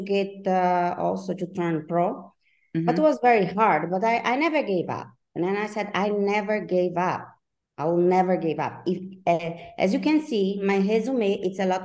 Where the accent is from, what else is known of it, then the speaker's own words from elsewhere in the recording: Brazil; moved away as an adult; now in Switzerland; I live in Switzerland. I'm from Brazil, but I've been living in Switzerland for 25 years.